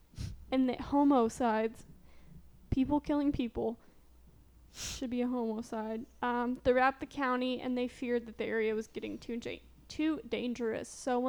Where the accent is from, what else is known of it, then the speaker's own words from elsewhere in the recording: southern Illinois, United States; moved away; it happened very close to where I grew up in southern Illinois.